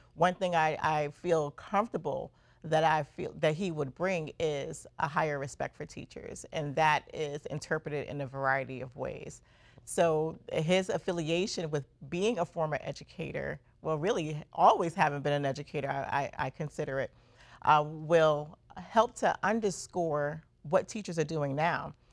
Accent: New York City, New York, United States; also born or lived in Brooklyn, New York; I was born in Brooklyn and raised in Queens, New York

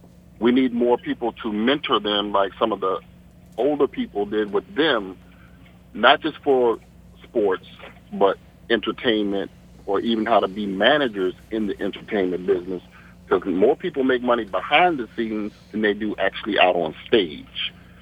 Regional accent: Washington, District of Columbia, United States; growing up in Northeast D.C.

